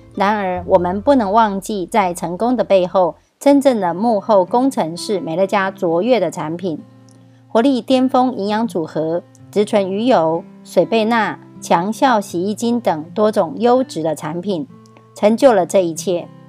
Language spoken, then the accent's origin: Chinese; Miaoli County, Taiwan